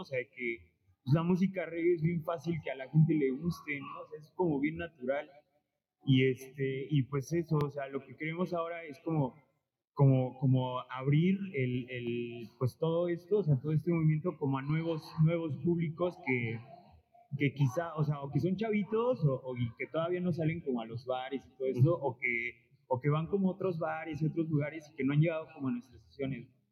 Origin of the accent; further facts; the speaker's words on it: Puebla, Mexico; now in Xalapa, Mexico; yo, o sea, soy de Puebla